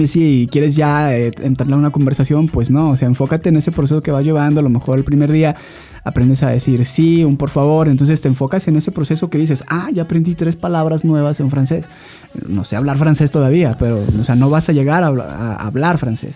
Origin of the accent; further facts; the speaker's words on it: Guadalajara, Jalisco, Mexico; Soy tapatío